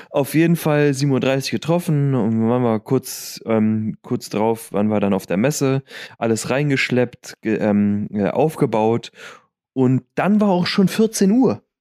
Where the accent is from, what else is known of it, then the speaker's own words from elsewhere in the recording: Lüdenscheid, North Rhine-Westphalia, Germany; in Lüdenscheid, in meiner Heimat